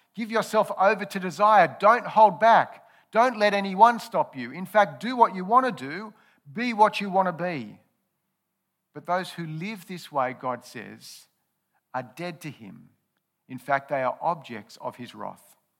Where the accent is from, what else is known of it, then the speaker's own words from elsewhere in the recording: Australia; I've been an Australian citizen all my life. I've grown up and enjoyed the benefits of living in Aus-, Australia.